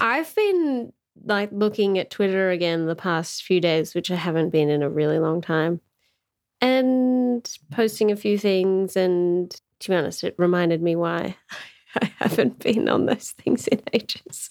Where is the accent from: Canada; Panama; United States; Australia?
Australia; as an Australian